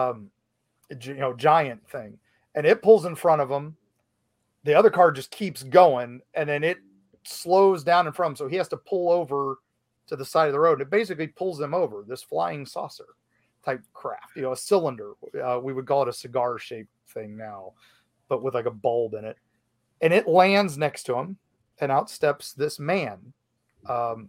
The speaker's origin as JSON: {"language": "English", "country": "United States", "tie": "born or raised there", "also_born_or_lived": "Dayton area, Ohio / Charleston, West Virginia", "said": "I'm originally from Ohio, West Virginia, Kentucky, that little tri-state area"}